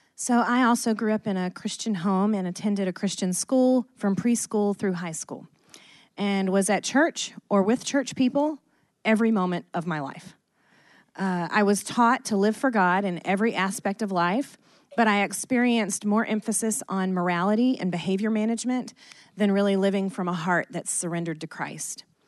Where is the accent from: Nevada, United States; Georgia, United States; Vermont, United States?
Georgia, United States; Athens; we were born and raised in Athens, Georgia.